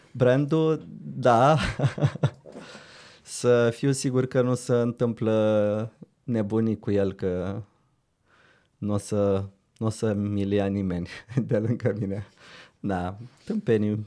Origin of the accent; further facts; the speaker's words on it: Brăila, Brăila County, Romania; moved away as an adult; now in Bucharest, Romania; Băiat venit din Brăila